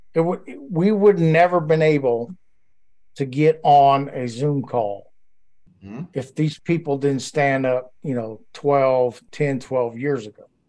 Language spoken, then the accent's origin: English; Louisiana, United States; also born or lived in Georgia; So I grew up my whole life, other than the Marine Corps, in Louisiana